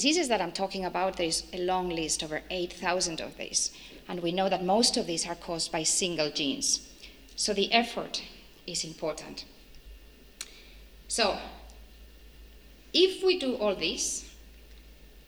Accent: Madrid, Community of Madrid, Spain; moved away as an adult; now in Australia; I come from Spain, a country in Europe, and from Spain, right in the center of Spain, Madrid.

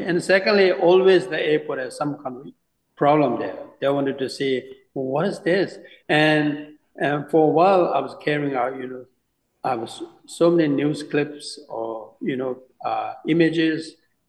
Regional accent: India; English is a second language; now in United States; So I came from India, even though there's a lot of sand.

